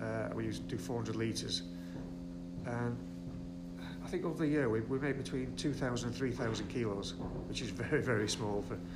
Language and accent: English; Todmorden, Yorkshire and the Humber, United Kingdom; accent: Todmorden; We basically got this unique accent in Tomerden. There's nothing like it, is there?